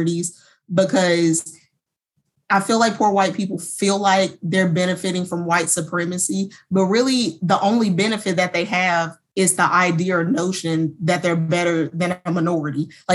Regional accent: United States; being an American, being a woman, being Black, and being a lesbian

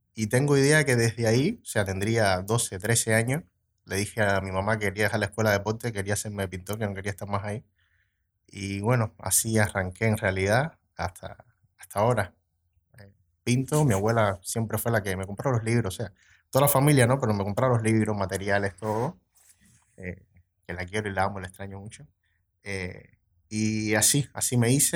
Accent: Cuba; moved away as an adult; now in Montevideo, Uruguay; vengo de Cuba. hace tres años que vivo aquí en Uruguay

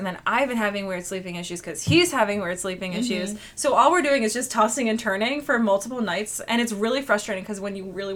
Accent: Paxtang, Pennsylvania, United States; also born or lived in Lebanon, Pennsylvania; I grew up in Paxtang. It's a small little borough, like right outside of the Harrisburg City proper line

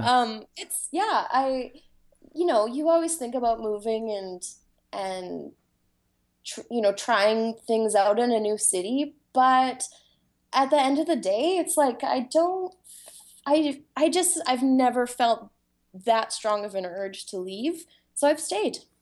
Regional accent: Vancouver Island, British Columbia, Canada; now in Vancouver, Canada; I grew up on Vancouver Island

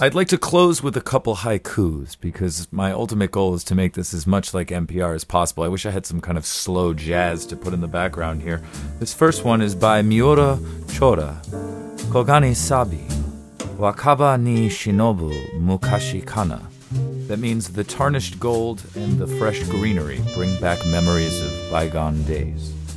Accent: United States; moved away as an adult; now in Japan; I am American

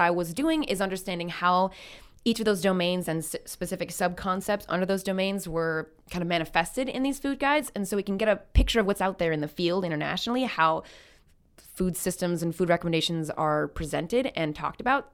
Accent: Midwest United States, United States; moved away as an adult; now in Canada; growing up in the United States

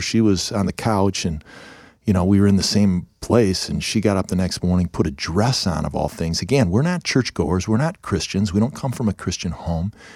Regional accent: Ohio, United States; moved away; also born or lived in Chicago; we're from Ohio

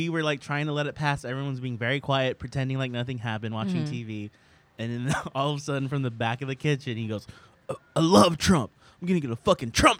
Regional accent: Sacramento, California, United States; now in New York, United States; We're all from Sacramento

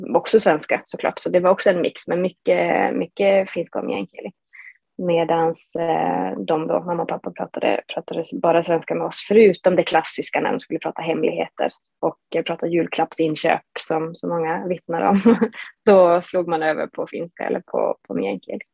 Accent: Matkakoski, Norrbotten County, Sweden; also born or lived in Haparanda; jag som är född och uppvuxen i Matkakoski som ligger då fyra mil norr om Haparanda

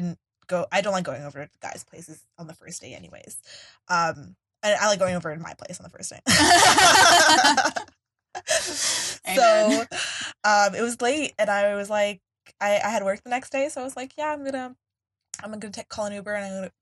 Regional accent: New York, United States; now in Philadelphia, United States; I'm from New York

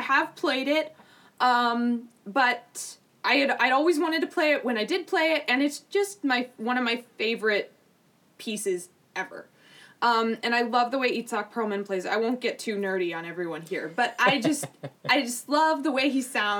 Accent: Minneapolis, Minnesota, United States; also born or lived in Evanston, Illinois / Los Angeles, California; I do remember a little bit from L.A., but most of my, I definitely think of Minneapolis, Minnesota as my home, and this is where I've grown up.

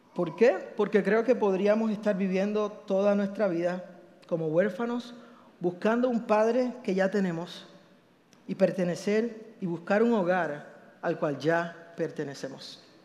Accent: Puerto Rico; yo soy boricua

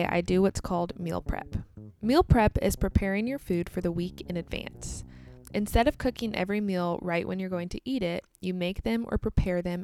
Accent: United States; also born or lived in Kansas; I'm American, and I live in the state of Kansas in the United States

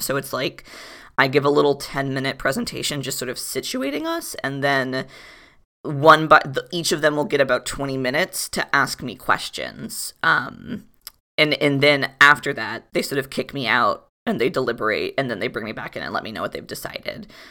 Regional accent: Florida, United States; moved away; also born or lived in Providence; I was born and raised in Florida

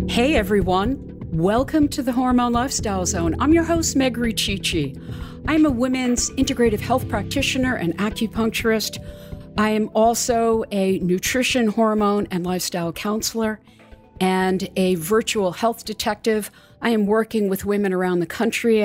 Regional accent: New York City, New York, United States; also born or lived in Washington, D.C.; my hometown peeps in New York City

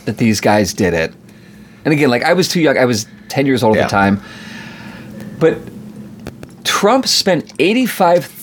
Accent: United States; I'm an American

